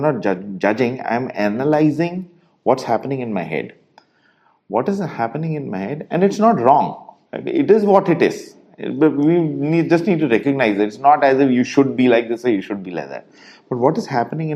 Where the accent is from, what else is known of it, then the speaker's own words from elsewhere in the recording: India; us Indians